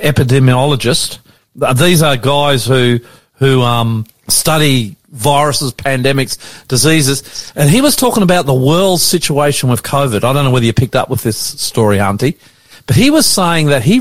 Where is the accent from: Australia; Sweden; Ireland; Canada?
Australia; Brisbane, Queensland; also born or lived in Riverstone, Sydney; now in Sydney, Australia; the next door suburb to where I grew up in Brisbane